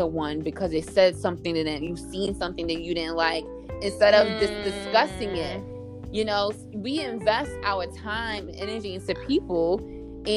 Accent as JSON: {"language": "English", "town": "New York City", "region": "New York", "country": "United States", "tie": "born or raised there", "said": "growing up in New York City"}